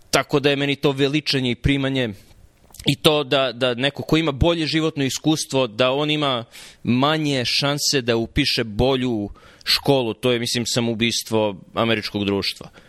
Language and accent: Croatian; Jagodina, Pomoravlje District, Serbia; moved away as an adult; now in United States; ja sam iz Jagodine